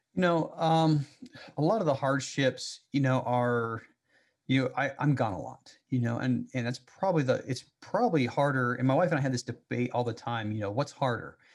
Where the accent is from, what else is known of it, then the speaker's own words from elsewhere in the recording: Salt Lake City, Utah, United States; I grew up in Salt Lake City